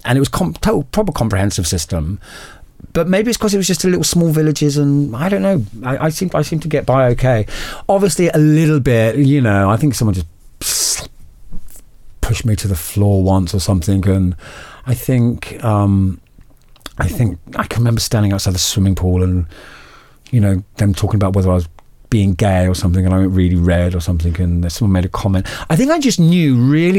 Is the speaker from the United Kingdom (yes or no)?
yes; Kent, South East England, United Kingdom; also born or lived in New York / East London; now in London, United Kingdom; I grew up in Kent. I grew up in North Kent. I grew up in Allhallows first, and then Who, and they're both on the Who Peninsula